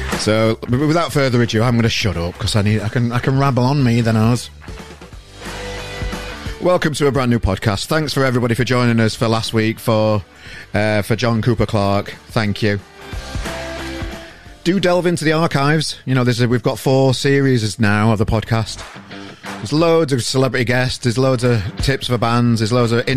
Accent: Yorkshire and the Humber, United Kingdom; I'm a Yorkshireman

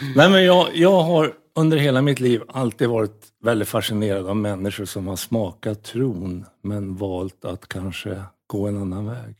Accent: Norrland, Sweden; moved away; also born or lived in United States / Sollentuna; som norrlänning

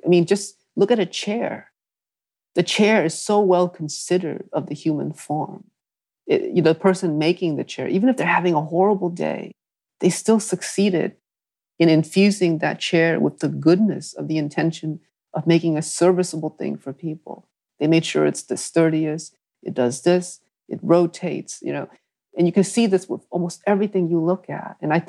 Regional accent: New England, United States; but I think for something about growing up in New England pushed me there even further, because I just saw so much wealth and privilege.

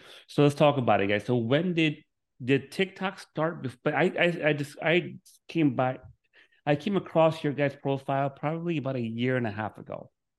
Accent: Miami, Florida, United States; now in Orlando, United States; Dude, I'm from Miami. I'm in Orlando now, but Miami is beautiful. I love Miami.

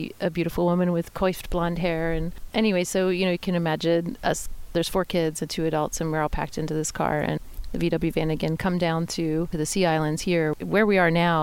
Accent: Pittsburgh, Pennsylvania, United States; moved away; I grew up in a neighborhood in the South Hills of Pittsburgh, Pennsylvania.

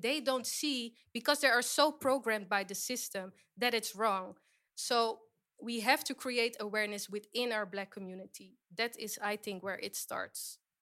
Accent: Suriname; I am from Suriname, that is in South America.

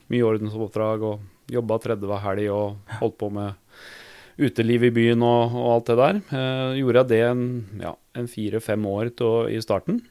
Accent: Norway; for oss som er født og oppvokst i Norge

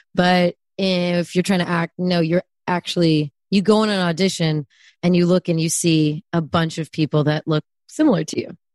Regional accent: Bay Area, California, United States; also born or lived in Germany / Austria; I am only from the Bay Area

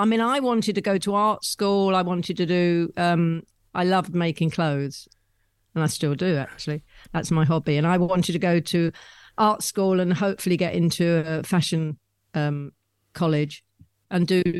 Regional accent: the north of England, United Kingdom; accent: northern; Sorry about my northern accent.

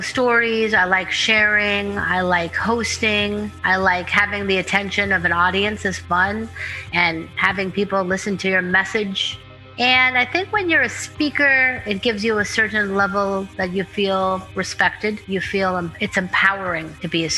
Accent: Pittsburgh, Pennsylvania, United States; I'm originally from Pittsburgh, Pennsylvania

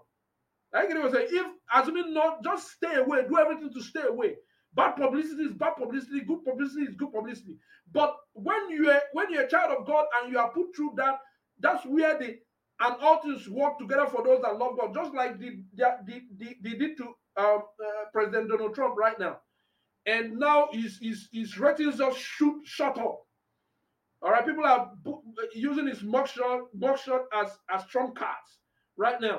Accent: Anambra, Nigeria; I'm from Anambra

